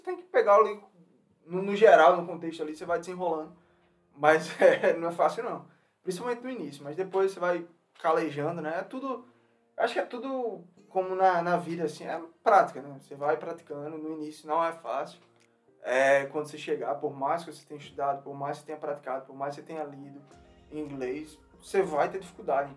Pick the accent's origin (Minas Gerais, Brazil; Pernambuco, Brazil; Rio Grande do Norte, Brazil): Rio Grande do Norte, Brazil; Natal; moved away as an adult; now in United States; a gente veio lá do Natal, Rio Grande do Norte